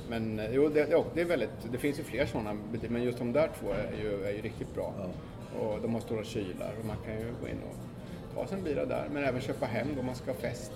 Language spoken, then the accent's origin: Swedish; Sweden; now in New York, United States; hemma i Sverige